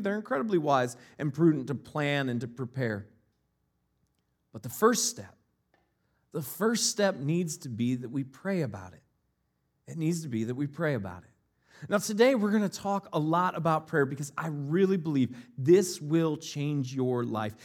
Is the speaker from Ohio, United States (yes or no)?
yes; Northeast Ohio, United States; moved away; also born or lived in Northeast Wisconsin; I grew up in Northeast Ohio, and where we lived right before we moved to Northeast Wisconsin